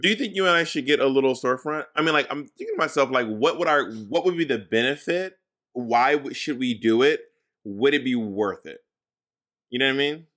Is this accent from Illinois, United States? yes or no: no; Atlanta, Georgia, United States; moved away; Atlanta, my hometown